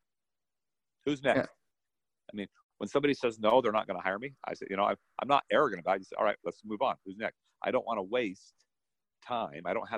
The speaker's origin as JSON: {"language": "English", "town": "Salt Lake City", "region": "Utah", "country": "United States", "said": "I come from Salt Lake"}